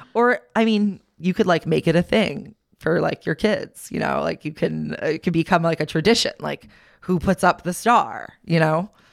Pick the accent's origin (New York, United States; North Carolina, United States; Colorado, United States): New York, United States; Long Island; where we grew up on Long Island